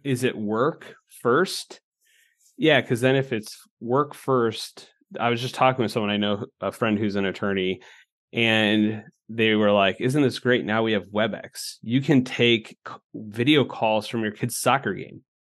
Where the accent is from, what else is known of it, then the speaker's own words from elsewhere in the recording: Illinois, United States; moved away as an adult; now in Nebraska, United States; I'm from Illinois